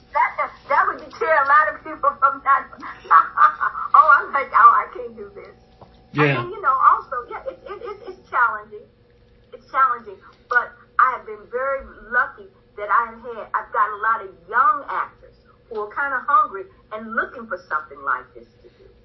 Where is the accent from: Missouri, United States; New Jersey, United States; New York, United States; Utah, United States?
Missouri, United States; St. Louis; I'm from St. Louis, which is a baseball town.